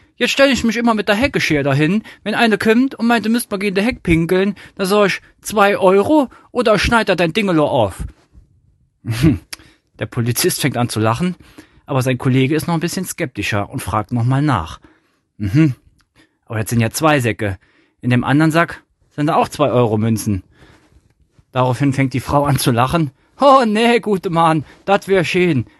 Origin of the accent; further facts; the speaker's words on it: Trier, Rhineland-Palatinate, Germany; accent: Trierer Platt; ich komme aus Trier